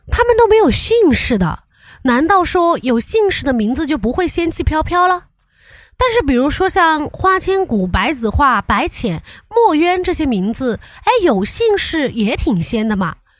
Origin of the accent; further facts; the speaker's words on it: Chengdu, Sichuan, China; 我本来就是陈都的，咱们方言都是统一的